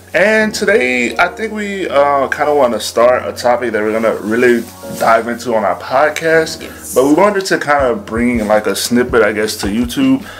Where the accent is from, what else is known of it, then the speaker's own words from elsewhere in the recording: the South, United States; I'm from the South, real old school